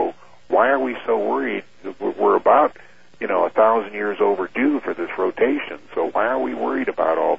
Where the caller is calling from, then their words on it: Kansas City, Missouri, United States; from Kansas